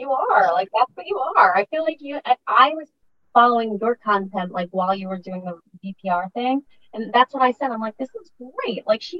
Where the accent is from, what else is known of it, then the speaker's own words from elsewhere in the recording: New York, United States; I'm from New York too